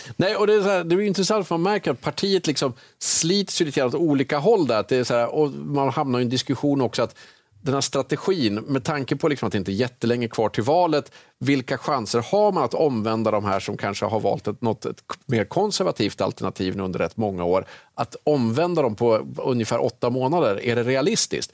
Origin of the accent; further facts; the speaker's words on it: Jämtland, Sweden; jag är uppväxt i Jämtland